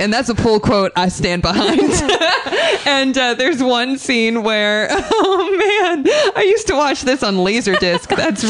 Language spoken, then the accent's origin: English; Quincy, Massachusetts, United States; I'm from Quincy, Massachusetts.